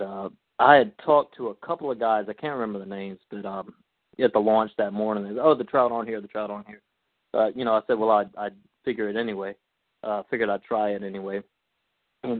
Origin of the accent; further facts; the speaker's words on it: St. Francisville, Louisiana, United States; also born or lived in Baton Rouge, Louisiana; I grew up in Baton Rouge. My family moved here when I was just a kid, so I grew up, went to school in San Francisville.